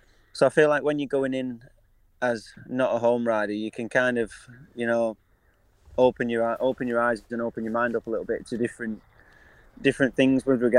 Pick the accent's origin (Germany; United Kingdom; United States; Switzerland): United Kingdom; I think that's what, as British riders, it's what we, you know, we dream